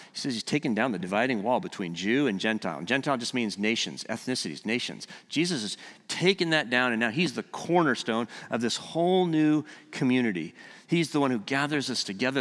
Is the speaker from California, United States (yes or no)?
yes; California, United States; moved away; I'm from California